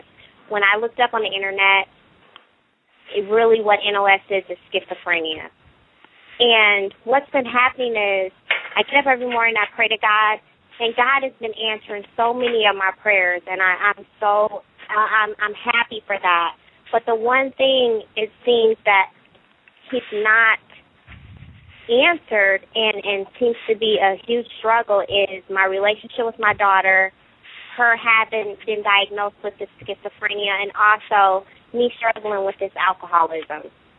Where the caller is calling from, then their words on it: Columbus, Ohio, United States; I'm from Columbus, Ohio.